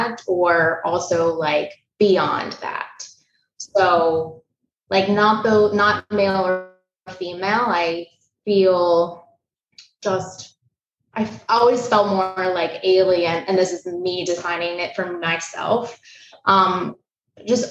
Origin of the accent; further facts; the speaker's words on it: Jackson, Tennessee, United States; moved away as an adult; also born or lived in Chattanooga, Tennessee; now in Brooklyn, United States; I was born in Jackson, Tennessee